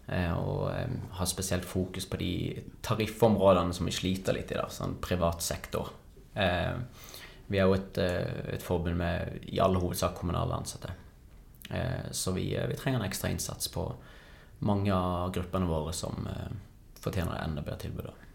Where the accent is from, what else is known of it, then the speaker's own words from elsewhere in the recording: Kristiansand, Agder, Norway; jeg er kristiansander